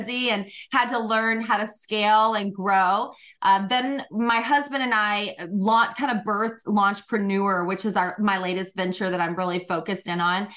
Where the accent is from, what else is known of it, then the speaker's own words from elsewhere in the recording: Georgia, United States; I grew up in Georgia, really humble beginnings